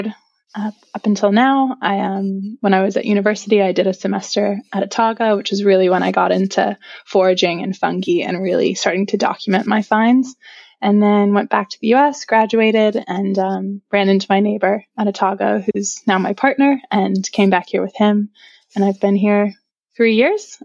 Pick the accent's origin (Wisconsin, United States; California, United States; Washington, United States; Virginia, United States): Virginia, United States; moved away as an adult; now in Christchurch, New Zealand; I'm originally from Virginia, which is on the east coast of the United States, sort of in the mid-Atlantic region. And yeah, I grew up there